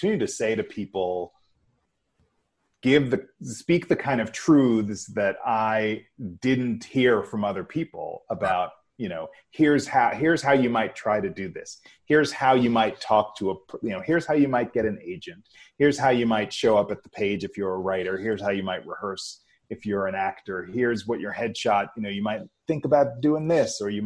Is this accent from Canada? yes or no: no; New York City, New York, United States; I grew up in New York